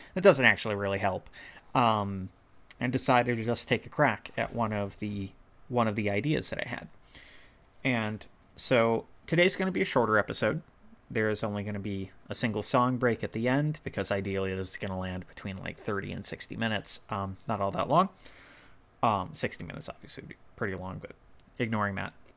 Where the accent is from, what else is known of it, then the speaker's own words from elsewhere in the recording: United States; I'm white and from America